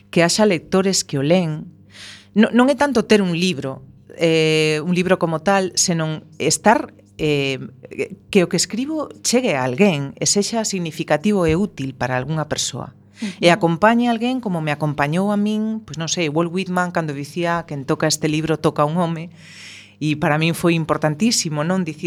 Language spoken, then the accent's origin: Galician; A Coruña, Galicia, Spain; first language Spanish; Galician is a second language; crieime nunha zona na que non se escoitaba o galego en, en moitos kilómetros mm, a redonda, eh, no centro da Coruña